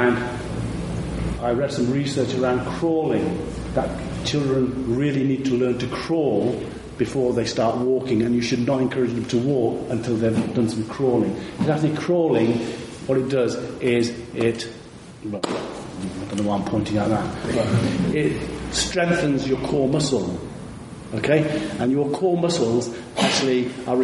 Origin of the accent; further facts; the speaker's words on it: India; moved away; I was born in India